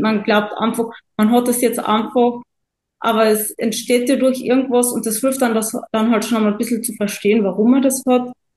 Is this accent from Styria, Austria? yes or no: no; Carinthia, Austria; Ich komme aus Kärnten in Österreich.